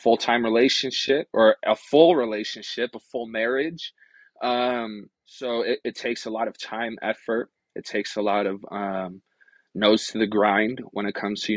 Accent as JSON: {"language": "English", "town": "Rochester", "region": "New York", "country": "United States", "tie": "born or raised there", "also_born_or_lived": "Akwesasne Mohawk Reservation", "moved": "as an adult", "lives_now": "Reno, United States", "said": "I originally was born and raised in Rochester, New York"}